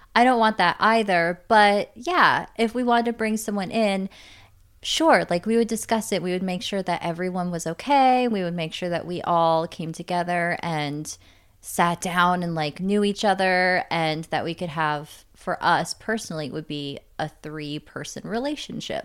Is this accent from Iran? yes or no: no; Canada; moved away; I was born in Canada